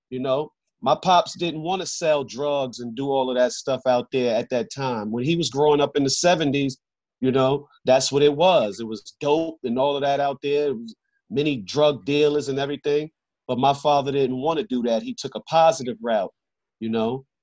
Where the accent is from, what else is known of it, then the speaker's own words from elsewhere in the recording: New York, United States; a little background of the New York, the New York I grew up in.